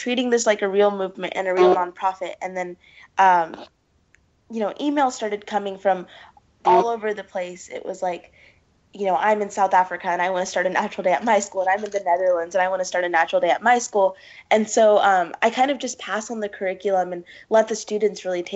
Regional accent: Pakistan; I'm from Pakistan

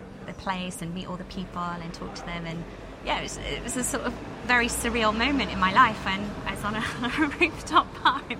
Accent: Wales, United Kingdom; we're Welsh and proud, we have our own language

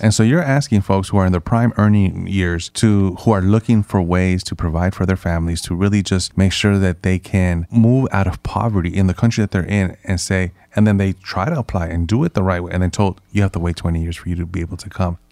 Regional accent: San Francisco, California, United States; also born or lived in Nicaragua; I grew up in the San Francisco Mission District, which is a historically Hispanic and immigrant neighborhood

